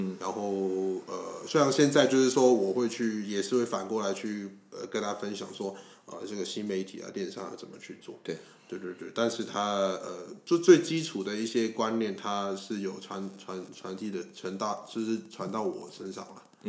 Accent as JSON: {"language": "Chinese", "country": "Hong Kong", "said": "我不会跟他说我是香港人啊，我会跟他讲就是就是反正我是华侨之类的。"}